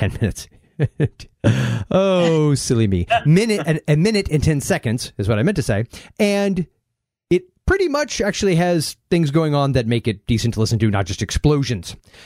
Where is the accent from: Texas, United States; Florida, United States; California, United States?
Florida, United States; Central; it was Central Florida in the 80s